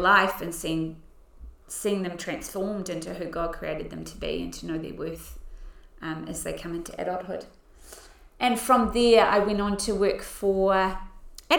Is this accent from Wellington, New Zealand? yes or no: no; Auckland, New Zealand; also born or lived in Pukekohe; now in Christchurch, New Zealand; I was born in 1979 in Auckland into a Christian family.